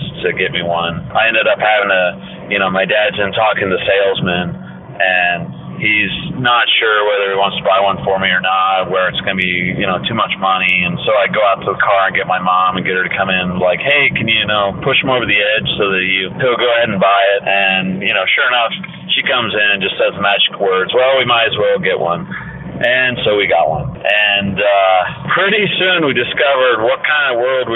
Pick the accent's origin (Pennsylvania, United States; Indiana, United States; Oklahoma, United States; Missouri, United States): Indiana, United States; Warsaw; I'm from Warsaw, Indiana, up in the northern part of Indiana. It's a small town. And we would either go to Fort Wayne or to South Bend for shopping